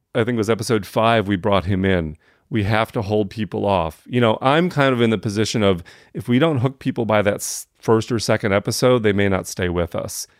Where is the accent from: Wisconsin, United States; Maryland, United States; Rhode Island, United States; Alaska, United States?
Wisconsin, United States; now in Atlanta, United States; I was a white kid growing up in Wisconsin